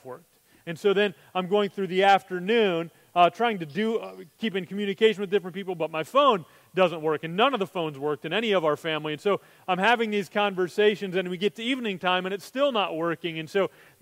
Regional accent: United States; as Americans

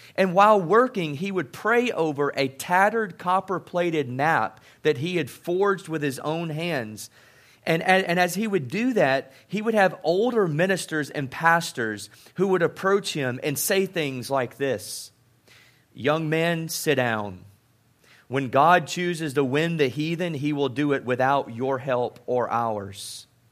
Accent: South Mississippi, United States; I grew up in South Mississippi

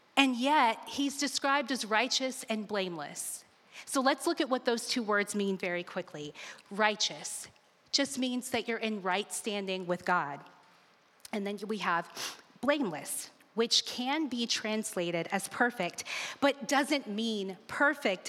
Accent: Alabama, United States; I grew up in Alabama

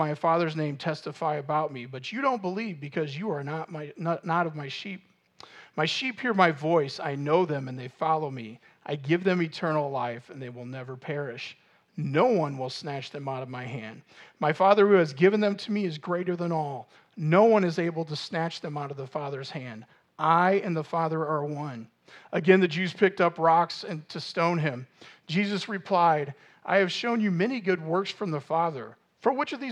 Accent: Normal, Illinois, United States; I grew up in Normal

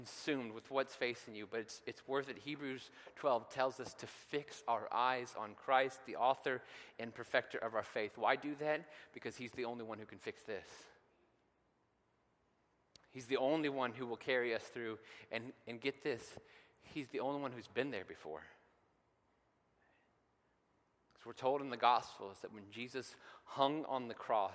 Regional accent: Cloverdale, Indiana, United States; growing up in Cloverdale

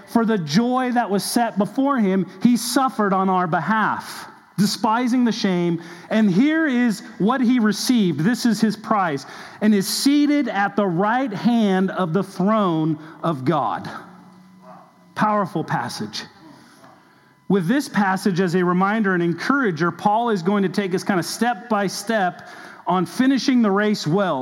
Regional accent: Southern California, United States; now in Kentucky, United States; I grew up actually in Southern California

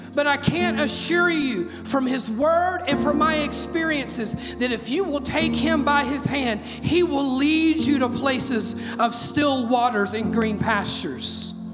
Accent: Mississippi, United States; now in Oak Ridge, United States; I'm from Mississippi where tornadoes are just as common as mosquitoes

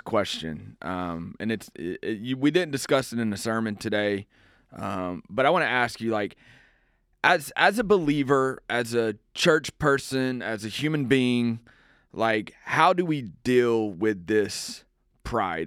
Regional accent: around Houston, Texas, United States; I grew up in Houston, or around, not in Houston, around Houston

